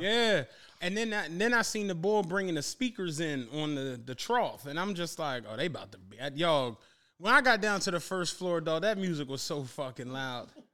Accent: Philadelphia, Pennsylvania, United States; I'm from Penrose

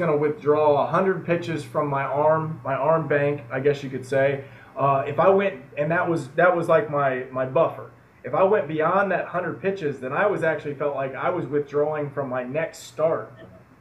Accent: United States; being an an American guy down in Mexico

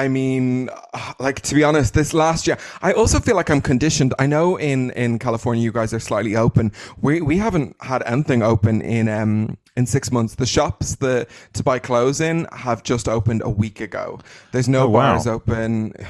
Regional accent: Dublin, Leinster, Ireland; I'm Irish.

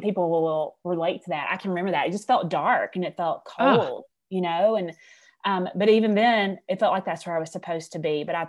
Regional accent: Alabama, United States; I am from Alabama. I graduated from the University of Alabama.

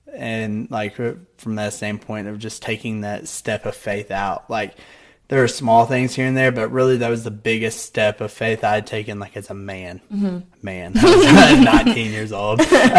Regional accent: Grayson, Kentucky, United States; moved away as an adult; now in Morehead, United States; So, I went to KCU for a year. I grew up right behind it. I lived right behind it.

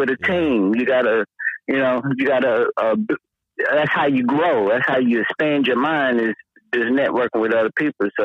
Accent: Sea Hills, Tennessee, United States; also born or lived in Burlington; When I was born, my mother lived in Sea Hills at the top

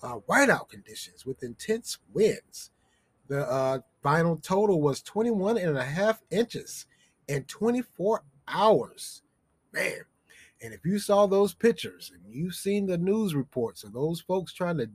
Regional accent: the South, United States; I'm from the South

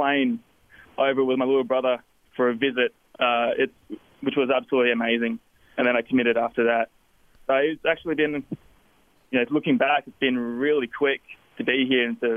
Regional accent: Melbourne, Victoria, Australia; moved away as an adult; now in Logan, United States; I came from Melbourne, Australia

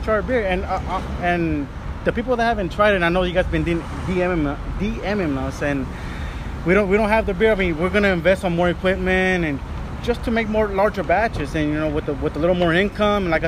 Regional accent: Long Beach, California, United States; also born or lived in Durango, Mexico / La Mirada; I was brought here at age 3. So basically I was not born and raised, but I was raised in the city of Long Beach.

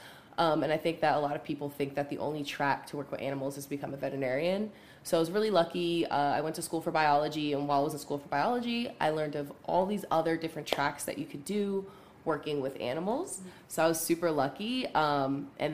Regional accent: New Jersey, United States; also born or lived in Pittsburgh, Pennsylvania; now in Charlotte, United States; I'm from Jersey originally, but I spent a lot of time in Pittsburgh

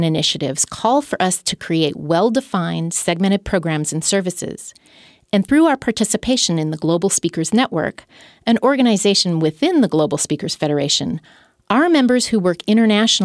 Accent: United States

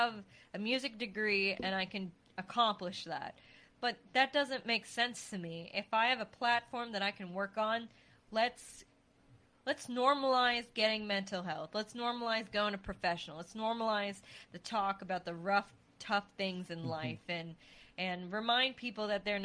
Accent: New England, United States; moved away; I'm from New England

